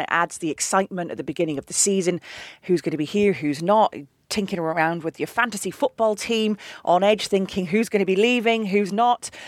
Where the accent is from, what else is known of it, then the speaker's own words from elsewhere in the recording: Manchester, North West England, United Kingdom; I am actually technically English. I was born in Manchester, but my dad would never forgive me if I hadn't followed the Scottish national team